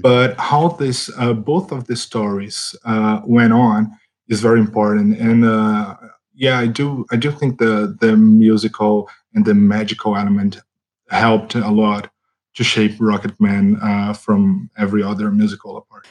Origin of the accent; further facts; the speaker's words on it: Brazil; English is a second language; I come from Brazil